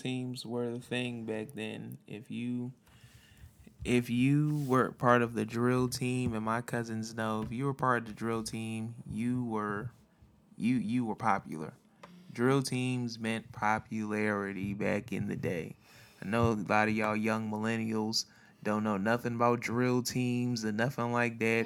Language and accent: English; Philadelphia, Pennsylvania, United States; born or raised there; moved away as an adult; now in California, United States